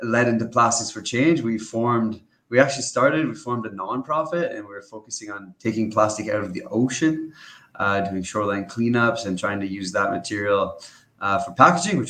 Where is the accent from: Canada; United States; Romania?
Canada; I grew up in Canada